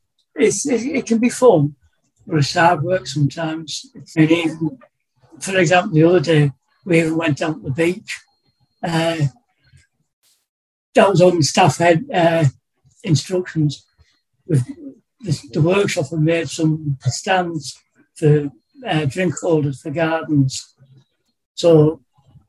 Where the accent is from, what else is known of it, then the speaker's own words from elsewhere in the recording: Darlington, North East England, United Kingdom; moved away as an adult; also born or lived in Bolton; I was brought up in the North East in Darlington, about 30 miles south of here